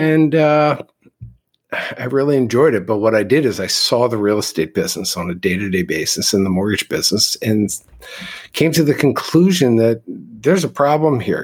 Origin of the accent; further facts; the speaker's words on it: Philadelphia, Pennsylvania, United States; I am from the East Coast in Philadelphia, where my grandfather owned real estate. My parents were both in the real estate business.